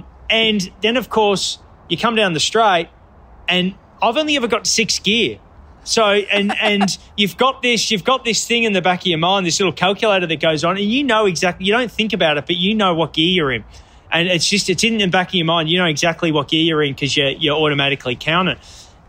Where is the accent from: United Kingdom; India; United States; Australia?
Australia; Because of the Red Bull connection, and I'm Australian, of course I want the underdog to get up and win, you know.